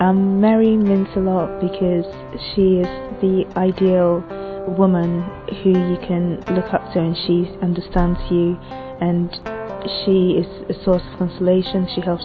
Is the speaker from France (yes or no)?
no; Ghana; It's a Ghanaian name. I come from Ghana, and it was given to me by my parents because it means God bless me. I'm 21 years of age.